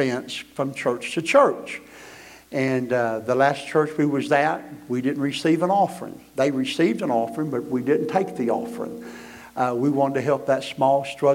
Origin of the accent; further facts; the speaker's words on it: Florida, United States; we are missionary evangelists from Florida